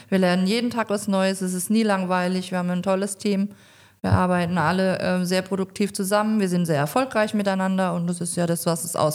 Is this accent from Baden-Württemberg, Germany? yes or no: yes; Mannheim, Baden-Württemberg, Germany; now in Rhineland-Palatinate, Germany; bin ich ähm, in Mannheim geboren und aufgewachsen. Bin dann irgendwann in die Pfalz gezogen, da wohne ich immer noch